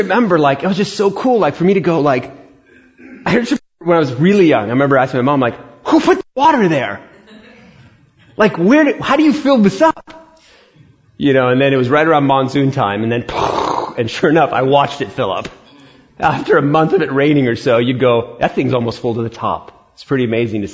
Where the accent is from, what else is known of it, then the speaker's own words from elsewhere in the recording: New York City, New York, United States; I was born in Queens, New York.